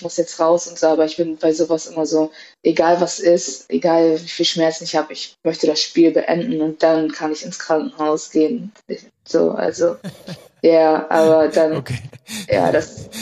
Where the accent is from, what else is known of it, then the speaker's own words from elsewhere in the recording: Cuxhaven, Lower Saxony, Germany; moved away; Ich bin in Cuxhaven geboren, habe auch dort angefangen äh, zu spielen